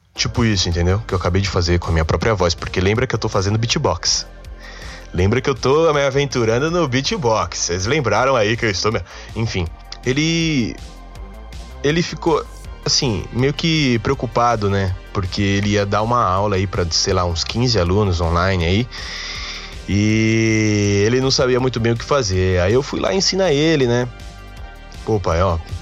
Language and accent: Portuguese; São Paulo, Brazil; sou um paulistano nato. Eu nasci em São Paulo